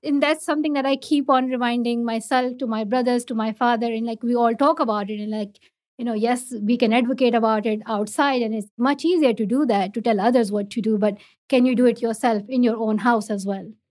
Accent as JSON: {"language": "English", "country": "Pakistan", "first_language": "Pashto", "second_language": "English", "said": "For me, like I learned English in Urdu, not in my own mother tongue, not in Pashto, but in Urdu. It's just the education structure in Pakistan"}